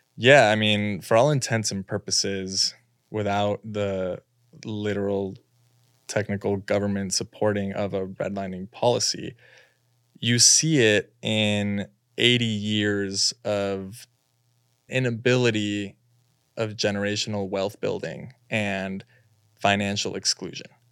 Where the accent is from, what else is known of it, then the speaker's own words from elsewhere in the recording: Los Angeles, California, United States; moved away as an adult; now in New York, United States; Born and raised in Los Angeles